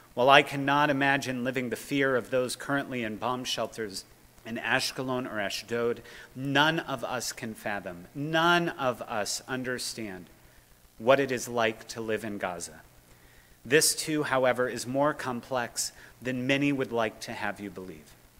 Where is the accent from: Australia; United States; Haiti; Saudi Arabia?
United States; engaged American Jews